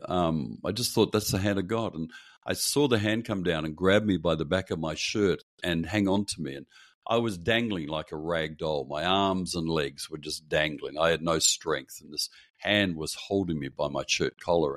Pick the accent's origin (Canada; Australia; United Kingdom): Australia; Perth, Western Australia; I grew up in Perth on the west coast of Australia.